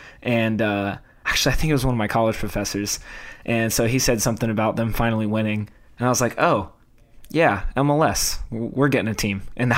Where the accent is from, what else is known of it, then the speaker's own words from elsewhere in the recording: Atlanta, Georgia, United States; I am from Atlanta and live in the greater Atlanta area right now.